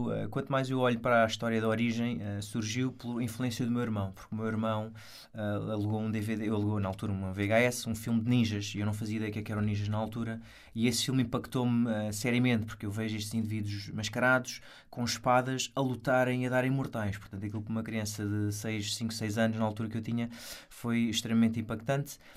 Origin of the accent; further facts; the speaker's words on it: Portimão, Algarve, Portugal; eu sou de uma cidade pequena, sou de Portimão, sou muito próximo da minha família.